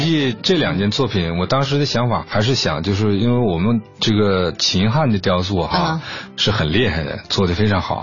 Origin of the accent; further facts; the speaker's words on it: China; 中国人的身份，我们中国的艺术家